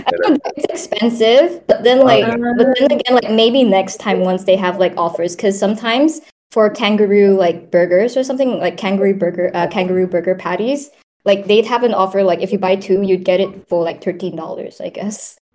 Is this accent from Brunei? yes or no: yes; Brunei; moved away as an adult; now in Melbourne, Australia; I'm from Brunei.